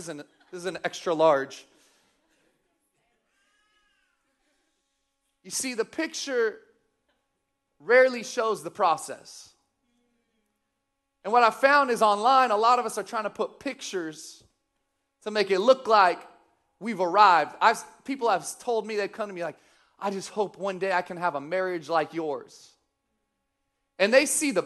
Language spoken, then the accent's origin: English; Sacramento, California, United States; also born or lived in Missouri; I grew up here in Sacramento. I actually grew up off of Calvine Road, Vintage Park.